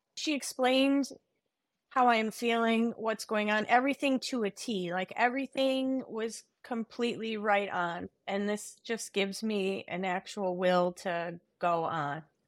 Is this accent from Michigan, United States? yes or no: yes; Michigan, United States; I'm from Michigan